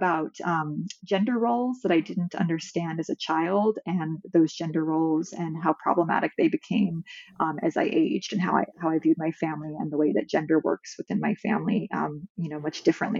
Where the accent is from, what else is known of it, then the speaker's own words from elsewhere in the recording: California, United States; moved away as an adult; also born or lived in Midwest; now in Massachusetts, United States; I'm from California